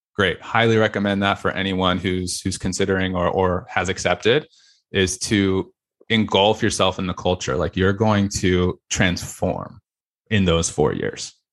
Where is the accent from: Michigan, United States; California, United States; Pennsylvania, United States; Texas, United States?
California, United States; Fallbrook; North County, San Diego